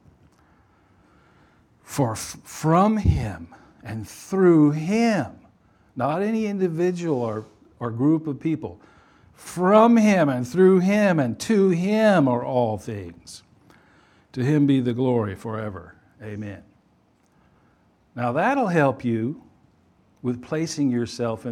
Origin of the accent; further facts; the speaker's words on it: Louisiana, United States; I was born in Louisiana